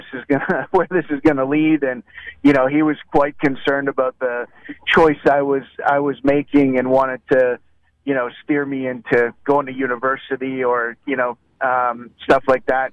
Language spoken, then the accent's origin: English; Canada; I'm from Canada